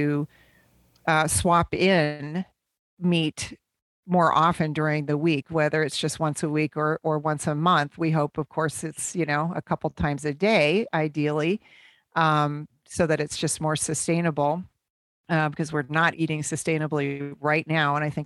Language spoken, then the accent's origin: English; Midwest, United States; growing up in the Midwest